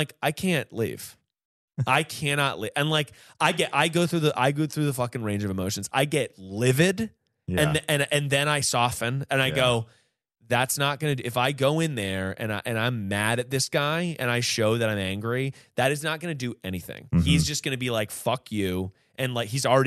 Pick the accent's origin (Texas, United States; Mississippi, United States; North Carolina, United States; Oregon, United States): North Carolina, United States; moved away; also born or lived in New York City; I'm from North Carolina. I was home visiting my friends